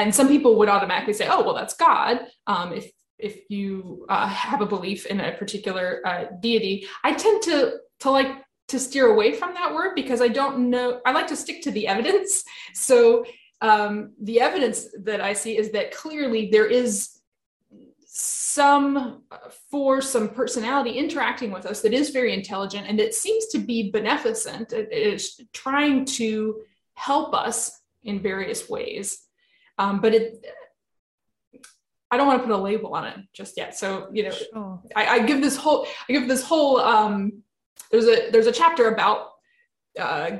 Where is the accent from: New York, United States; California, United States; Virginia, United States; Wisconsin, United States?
Virginia, United States; I found this one job that was in my home state of Virginia, where I was living at the time